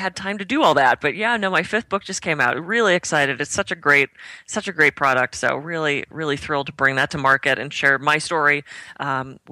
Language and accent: English; Pittsburgh, Pennsylvania, United States; moved away as an adult; also born or lived in California; I grew up in Pittsburgh, and we didn't have access in the 80s and early 90s to things like bulk herb stores. So when I moved to California